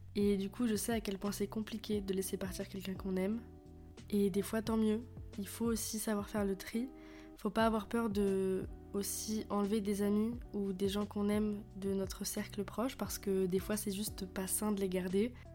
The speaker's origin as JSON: {"language": "French", "country": "France", "said": "je suis française, j'habite en France"}